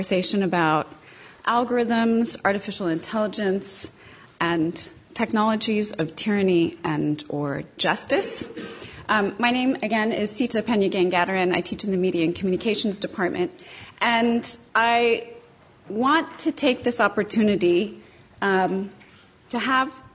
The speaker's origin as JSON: {"language": "English", "country": "United States", "said": "I come from the United States."}